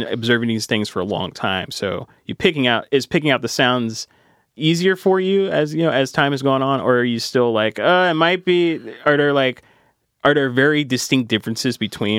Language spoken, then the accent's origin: English; West Kentucky, United States; moved away as an adult; growing up in West Kentucky